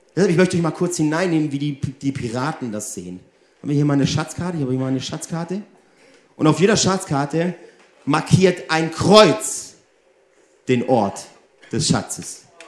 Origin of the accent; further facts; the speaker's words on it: Germany; also born or lived in Italy; ich bin ja 50% Deutsch, 50% Italienisch. Und hier in Deutschland bin ich immer der Italiener